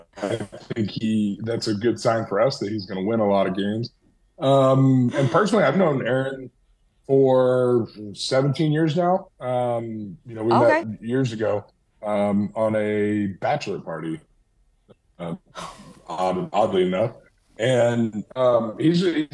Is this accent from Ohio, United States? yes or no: yes; Ohio, United States; moved away; growing up in Ohio, I was in Ohio the day that 9/11 happened